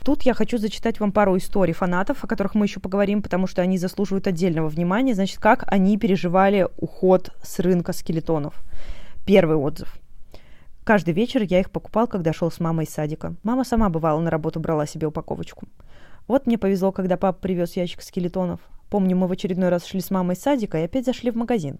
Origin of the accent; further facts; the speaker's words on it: Omsk, Omsk Oblast, Russia; всё своё детство провела в Омске